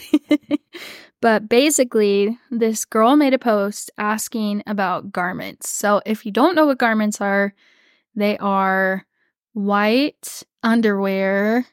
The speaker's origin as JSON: {"language": "English", "region": "Texas", "country": "United States", "tie": "born or raised there", "said": "growing up in Texas"}